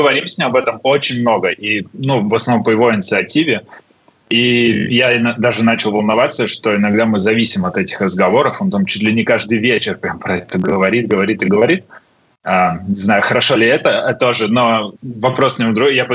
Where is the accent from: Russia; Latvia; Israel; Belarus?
Latvia; Riga; moved away as an adult; now in London, United Kingdom; мы переехали из Риги уже очень давно, ну, довольно давно, 13 а, лет назад